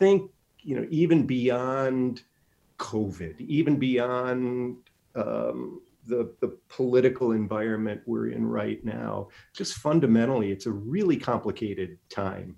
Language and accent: English; Illinois, United States; now in Inland Empire, United States; I was born and raised in Illinois